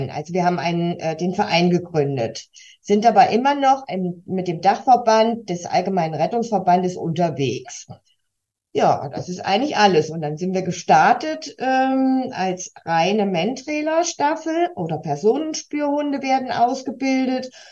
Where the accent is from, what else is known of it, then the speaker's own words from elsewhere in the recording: Kassel, Hesse, Germany; born there; Ich komme gebürtig aus Kassel, wohne heute in Felmer schon seit einigen Jahren